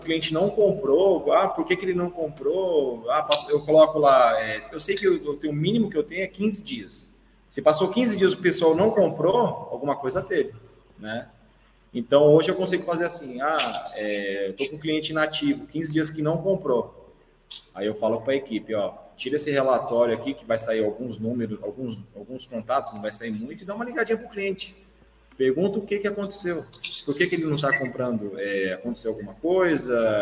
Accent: Guarulhos, São Paulo, Brazil; eu sou de Guarulhos

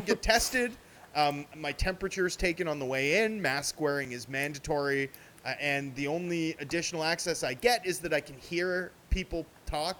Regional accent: Vancouver, British Columbia, Canada; I'm from Vancouver

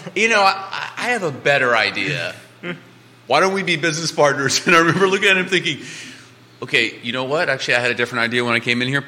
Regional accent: Cajun, Louisiana, United States; now in Charlottesville, United States; I'm a Cajun

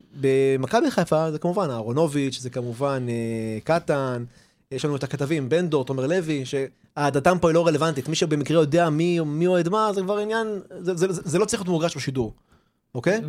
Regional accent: Haifa, Haifa District, Israel; ואנחנו מכאן, ואנחנו לא במקום אחר

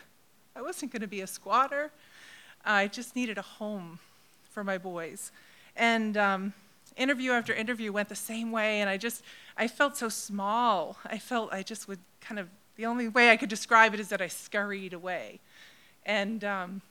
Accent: MetroWest, Massachusetts, United States; also born or lived in Crozet, Virginia; now in Cape Cod, United States; I grew up off Cape in Metro West area

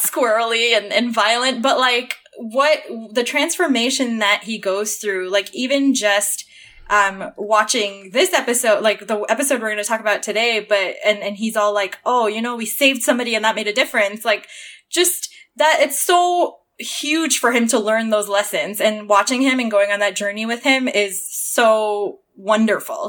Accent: Toronto, Ontario, Canada; moved away; I grew up in Toronto

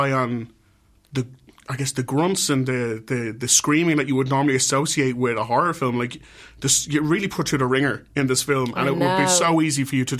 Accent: Ireland; I am Irish

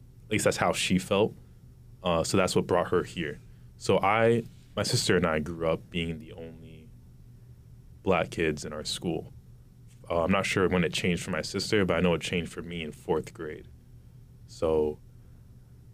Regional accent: Wilmington, Massachusetts, United States; I also grew up in Wilmington very sheltered

